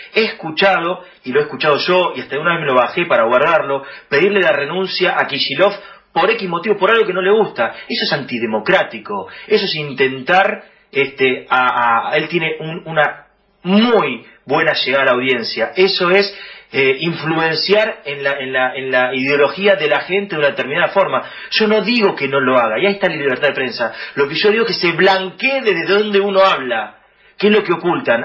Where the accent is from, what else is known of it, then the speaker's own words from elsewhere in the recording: Buenos Aires, Argentina; nosotros somos muy porteños encima